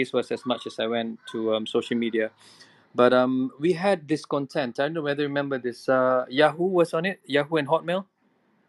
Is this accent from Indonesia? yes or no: yes; Indonesia; now in Malaysia; I grew up in Indonesia, and being in Indonesia, it was a different world altogether, where being an international school